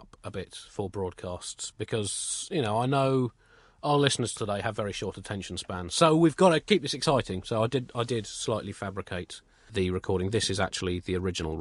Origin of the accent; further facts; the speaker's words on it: United Kingdom; we're British